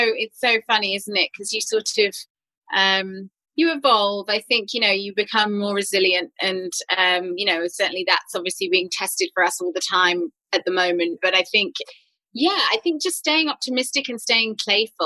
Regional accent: United Kingdom; growing up on Jane Austen adaptations and Dickens adaptations at home in the UK

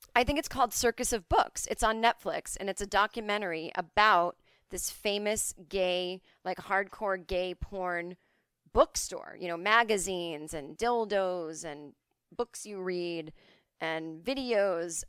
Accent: Needham, Massachusetts, United States; my hometown of Needham, Massachusetts

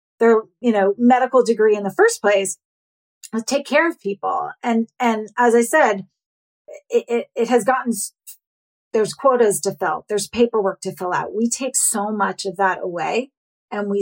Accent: New York, United States; I'm a New Yorker

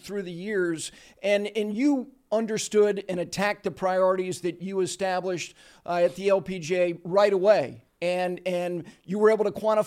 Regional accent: Ridgewood, New Jersey, United States; I grew up in Ridgewood

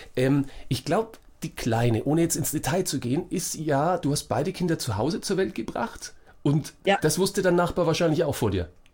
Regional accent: Franconia, Bavaria, Germany; accent: Franconian; ich komme aus Franken

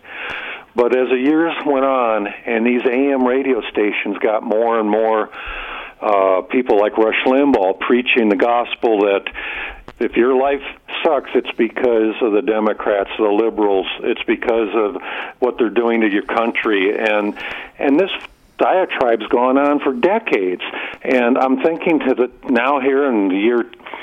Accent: Midwest, United States; now in Albuquerque, United States; I was raised in the Midwest

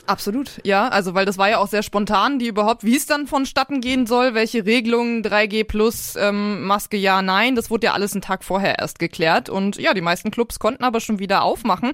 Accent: Lower Saxony, Germany; now in Bavaria, Germany; in meiner Heimat Niedersachsen

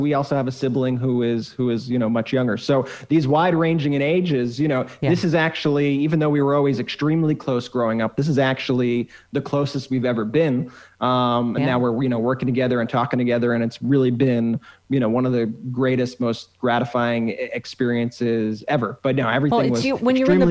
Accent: Long Island, New York, United States; We grew up in Long Island, New York

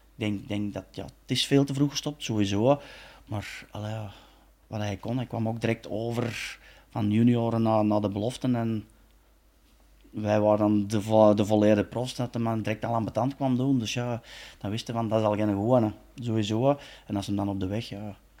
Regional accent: Belgium; we als Belgen

